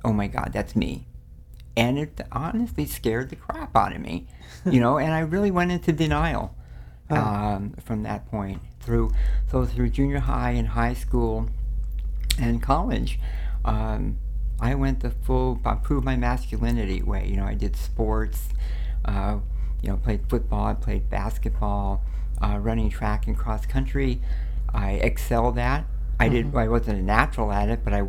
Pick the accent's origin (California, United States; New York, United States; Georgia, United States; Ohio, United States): California, United States; Los Angeles; born or raised there; also born or lived in New Orleans, Louisiana